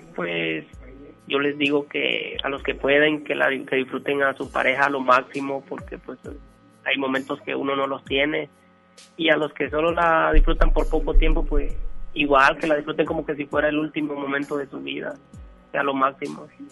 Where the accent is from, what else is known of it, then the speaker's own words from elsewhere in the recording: Honduras; moved away as an adult; now in Monterrey, Mexico; que dije que era hondureño